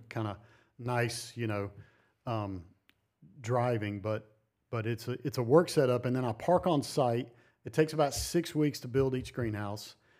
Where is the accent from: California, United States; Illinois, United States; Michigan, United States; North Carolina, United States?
North Carolina, United States; now in Montana, United States; I grew up on the East Coast in North Carolina